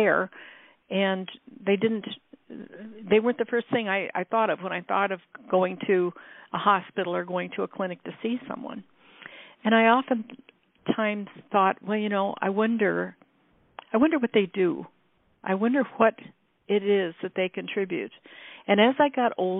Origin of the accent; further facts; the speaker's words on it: Iowa, United States; now in California, United States; Iowa, which is where I grew up